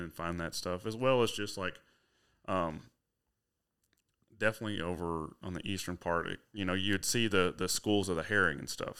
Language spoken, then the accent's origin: English; Huntsville, Arkansas, United States; I'm from Huntsville, Arkansas, so it's only about forty-five minutes to Fayetteville